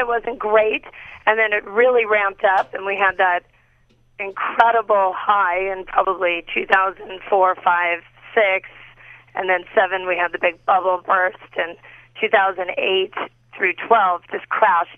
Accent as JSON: {"language": "English", "town": "Los Angeles", "region": "California", "country": "United States", "tie": "born or raised there", "said": "I'm a Valley girl, born and raised in L.A."}